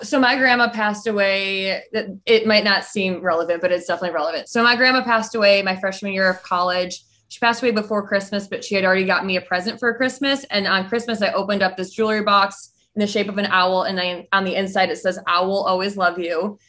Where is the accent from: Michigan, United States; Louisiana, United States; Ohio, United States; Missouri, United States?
Michigan, United States; I'm from Michigan.